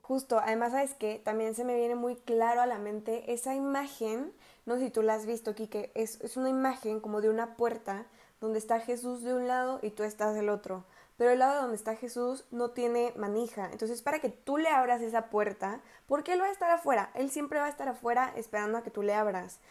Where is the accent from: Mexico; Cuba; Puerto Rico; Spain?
Mexico; Querétaro; also born or lived in El Salvador / Costa Rica; soy de Querétaro